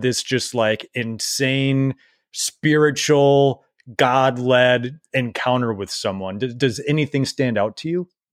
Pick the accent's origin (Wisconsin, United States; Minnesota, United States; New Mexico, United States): Minnesota, United States; we're both Minnesotans